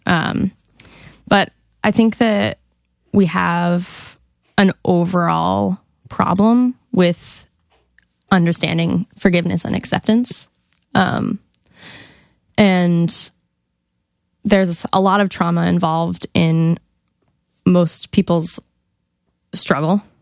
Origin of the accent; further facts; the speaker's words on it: Monument, Colorado, United States; I'm from Colorado.